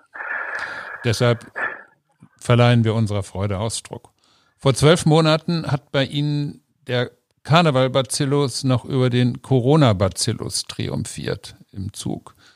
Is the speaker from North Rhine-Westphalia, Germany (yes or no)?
yes; North Rhine-Westphalia, Germany; now in Cologne, Germany; Ich bin in Ostwestfalen aufgewachsen